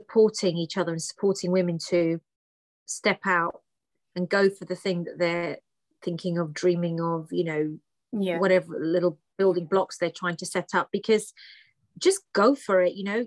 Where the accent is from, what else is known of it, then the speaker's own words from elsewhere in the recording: United Kingdom; English is a second language; So my parents came to the UK, then I was born, but I didn't speak any English when I went to school